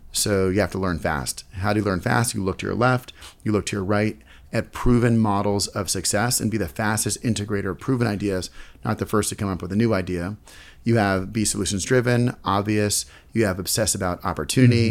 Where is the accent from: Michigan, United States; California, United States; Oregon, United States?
California, United States; San Francisco; now in New York City, United States; I'm originally from the Bay Area, San Francisco